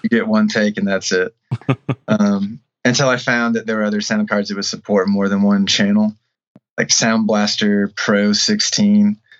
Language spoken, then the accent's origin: English; Shipshewana, Indiana, United States; I grew up in Shipshewana, Indiana